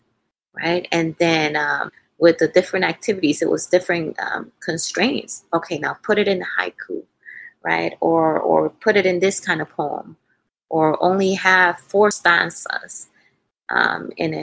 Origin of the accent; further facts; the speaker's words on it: Dominican Republic; English is a second language; moved away; while I was growing up in the Dominican Republic.